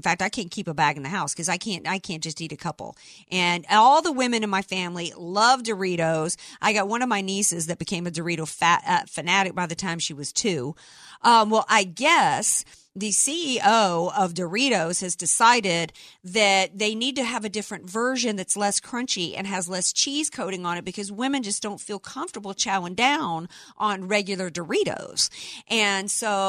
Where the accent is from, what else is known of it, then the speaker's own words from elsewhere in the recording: New Orleans, Louisiana, United States; now in San Diego, United States; I'm from New Orleans